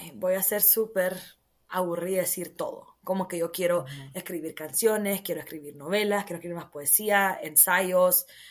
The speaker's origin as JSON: {"language": "Spanish", "country": "Honduras", "tie": "born or raised there", "moved": "as an adult", "said": "Yo crecí en Honduras. Me preguntan de dónde soy, yo digo soy hondureña, orgullosamente catracha."}